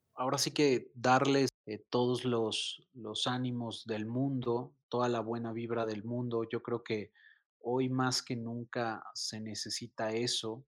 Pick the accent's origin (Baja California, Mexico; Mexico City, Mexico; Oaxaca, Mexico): Mexico City, Mexico; como buen chilango, como buen mexicano.